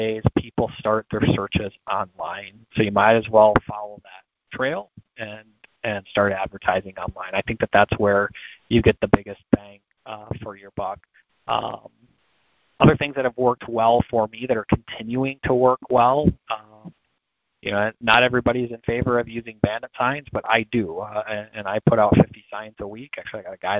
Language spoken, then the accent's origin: English; Michigan, United States; I grew up in Michigan